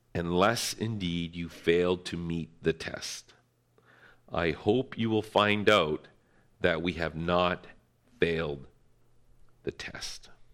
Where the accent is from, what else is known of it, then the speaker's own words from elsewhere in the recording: North Bay, Ontario, Canada; moved away as an adult; also born or lived in London, Ontario; I hated living in my hometown, North Bay